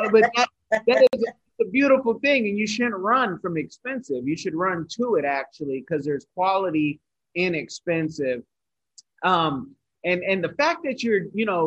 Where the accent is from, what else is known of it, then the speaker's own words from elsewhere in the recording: United States; as an American